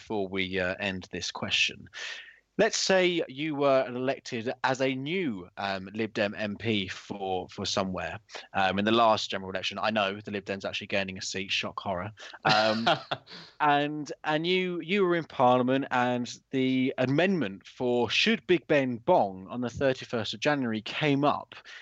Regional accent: United Kingdom; we are British people

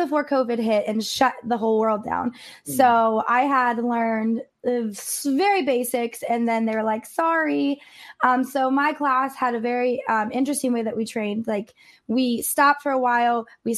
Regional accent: Ohio, United States; moved away; my home state, which is, I am from Ohio

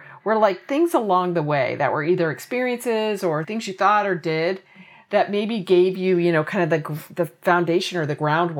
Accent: Indianapolis, Indiana, United States; growing up in Indianapolis, Indiana

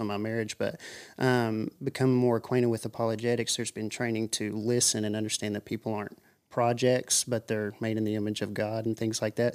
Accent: Monroe County, Tennessee, United States; I live in Tulco Plains, Tennessee, and, uh, born and raised in Monroe County.

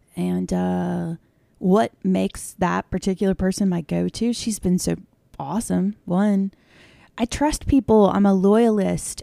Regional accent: south of Annapolis, Maryland, United States; now in Western Maryland, United States; I grew up south of Annapolis, Maryland. More of a Bay culture vibe

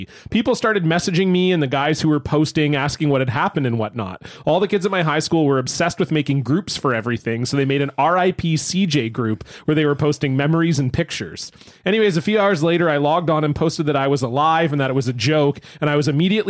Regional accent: Florida, United States; I grew up in Florida near the water, so we were posting that we were at this bridge dicking around

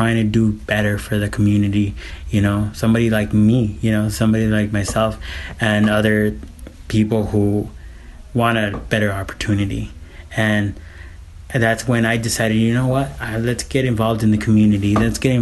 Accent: Phoenix, Arizona, United States; also born or lived in Guadalajara, Mexico; I came here when I was 4 years old, 1986

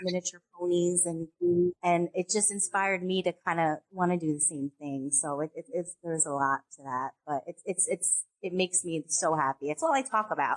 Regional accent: upstate New York, United States; I was raised in New York, upstate New York

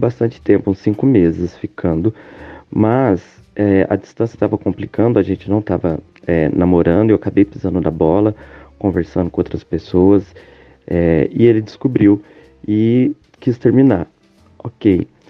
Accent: Minas Gerais, Brazil; sou de Minas Gerais

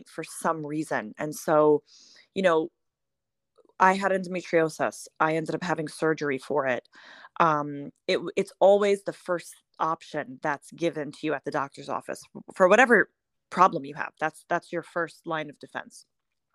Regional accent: New York City, New York, United States; moved away as an adult; now in Florida, United States; I am originally from Brooklyn, New York, and I moved to Florida eight years ago

